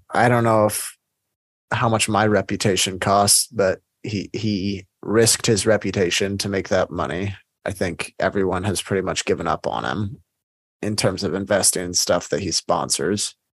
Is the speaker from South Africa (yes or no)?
yes; South Africa; I'm South African, so I was just curious. We have very big companies here that have gone international.